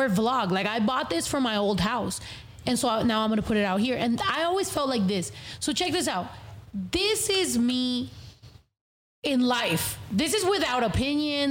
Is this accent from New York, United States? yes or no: no; California, United States; I'm from California.